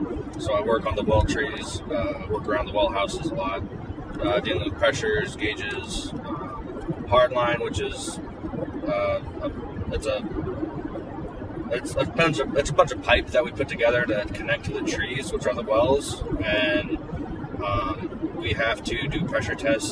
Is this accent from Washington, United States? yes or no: yes; Colville, Washington, United States; also born or lived in Alaska; we grew up in Colville and went to high school together and stuff. I moved around myself a lot. I'm from Alaska originally and I work in Alaska now.